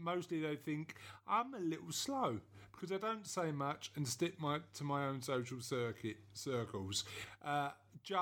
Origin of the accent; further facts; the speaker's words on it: London, United Kingdom; I'm from East London